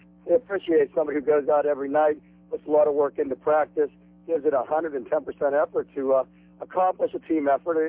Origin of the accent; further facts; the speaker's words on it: Pittsburgh, Pennsylvania, United States; now in Miami, United States; I'm from Pittsburgh